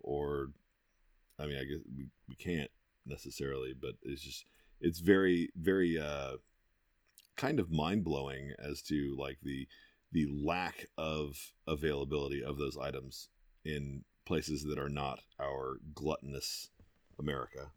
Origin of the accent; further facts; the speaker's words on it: United States; I am an American through and through